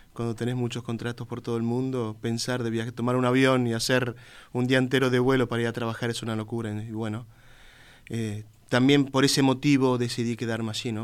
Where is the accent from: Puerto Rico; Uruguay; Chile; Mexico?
Uruguay; moved away as an adult